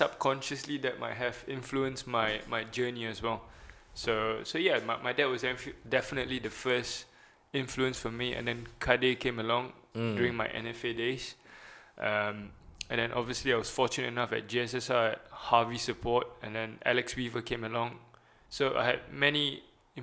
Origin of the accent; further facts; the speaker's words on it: Tampines, Singapore; I was born and raised in Tampines